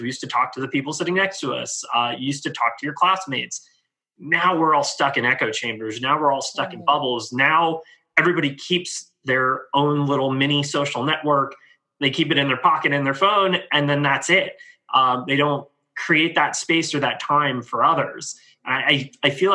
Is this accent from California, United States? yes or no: yes; San Francisco, California, United States; growing up in San Francisco in the Bay Area